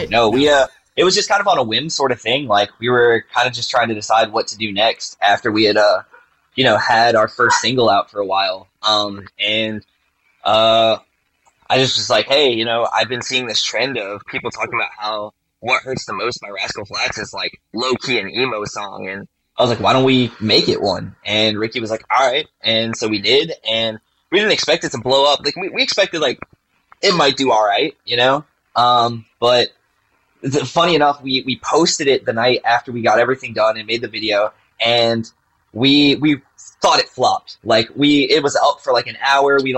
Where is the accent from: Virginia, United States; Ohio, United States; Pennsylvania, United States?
Virginia, United States; Yep, and I'm, I'm from Virginia.